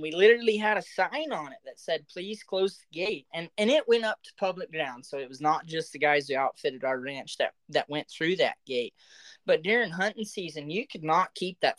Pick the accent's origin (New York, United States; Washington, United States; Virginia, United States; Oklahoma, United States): Oklahoma, United States; moved away; growing up in Oklahoma